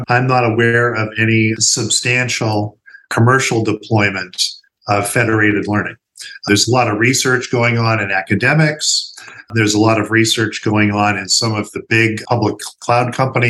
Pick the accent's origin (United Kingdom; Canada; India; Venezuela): Canada; moved away as an adult; now in United States; I'm originally from Canada